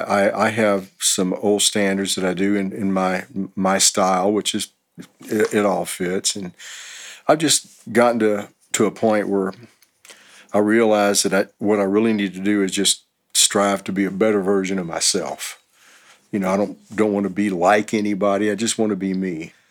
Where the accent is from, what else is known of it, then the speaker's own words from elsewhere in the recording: Houston, Texas, United States; moved away as an adult; also born or lived in Los Angeles; now in Austin, United States; I'm originally from Houston, and uh, in '88 I moved to Los Angeles for about three years